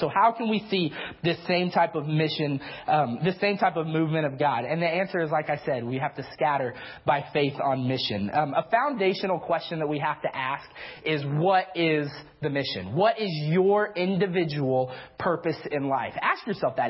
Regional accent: the South, United States; I'm from the South, so I have a tendency towards the Big 12

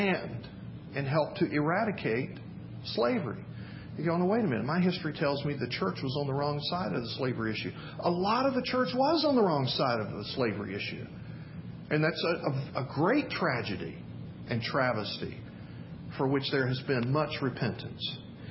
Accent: Memphis, Tennessee, United States; moved away; I grew up in Memphis, Tennessee.

